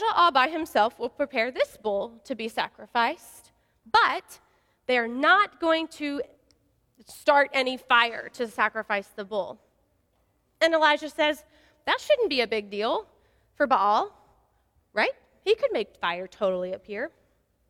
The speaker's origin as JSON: {"language": "English", "region": "West Texas", "country": "United States", "said": "I'm from West Texas, and so I'm a Friday Night Lights girl"}